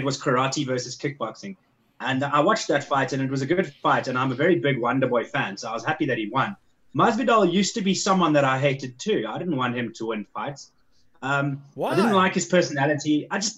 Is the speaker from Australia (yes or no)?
no; South Africa; I'm a South African